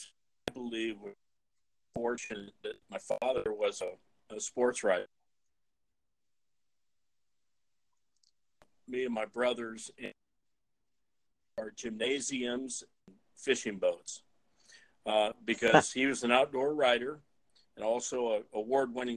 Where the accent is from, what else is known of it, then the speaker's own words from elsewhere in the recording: Fort Dodge, Iowa, United States; my hometown in Fort Dodge, Iowa